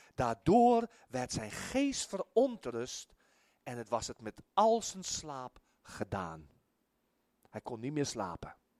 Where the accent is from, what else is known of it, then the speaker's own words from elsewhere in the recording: South Africa; moved away as an adult; now in Netherlands; ik kom uit Zuid-Afrika